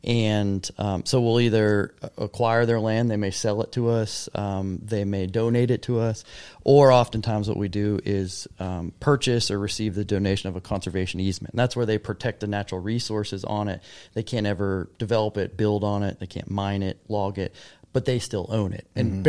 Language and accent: English; Charlotte, North Carolina, United States; I grew up in Charlotte.